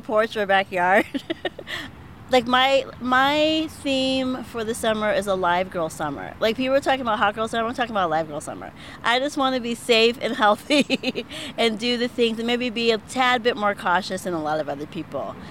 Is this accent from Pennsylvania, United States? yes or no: yes; Pittsburgh, Pennsylvania, United States; I'm from Pittsburgh, and I was born on the South Side and grew up on the North Side.